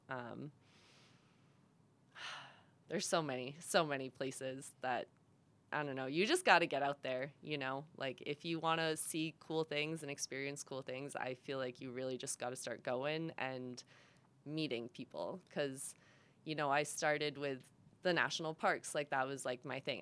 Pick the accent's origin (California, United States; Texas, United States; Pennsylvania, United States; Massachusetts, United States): Massachusetts, United States; moved away as an adult; also born or lived in Rhode Island; I'm from Massachusetts. Um, born and raised there my whole life.